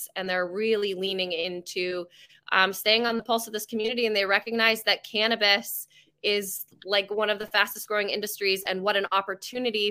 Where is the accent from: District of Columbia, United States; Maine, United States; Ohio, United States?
Maine, United States; now in Merrimack Valley, United States; I'm from Maine. I'm kind of a transplant